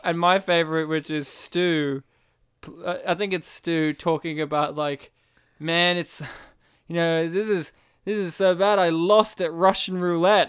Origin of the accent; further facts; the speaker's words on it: Australia; I was raised in Australia